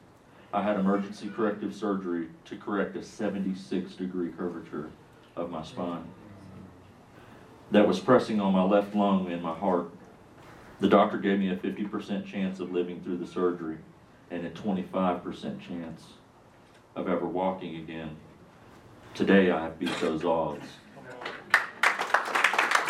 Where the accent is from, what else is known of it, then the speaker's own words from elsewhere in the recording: Kansas City, Kansas, United States; now in Harrisonburg, United States; in Kansas City, Kansas